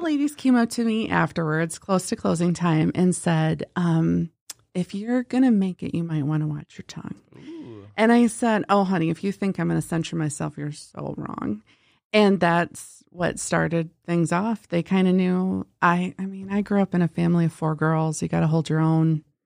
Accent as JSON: {"language": "English", "town": "Pierre", "region": "South Dakota", "country": "United States", "tie": "born or raised there", "also_born_or_lived": "Minneapolis / Flandreau", "said": "Grew up in Pier, South"}